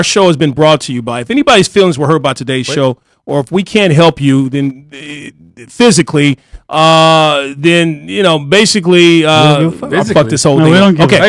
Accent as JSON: {"language": "English", "region": "Arkansas", "country": "United States", "moved": "yes", "lives_now": "Los Angeles, United States", "said": "I'm from Arkansas."}